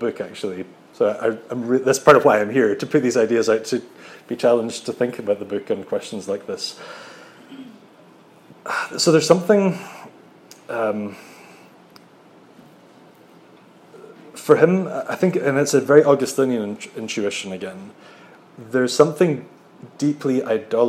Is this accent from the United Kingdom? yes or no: yes; Scotland, United Kingdom; moved away as an adult; now in Netherlands; as a Scottish Presbyterian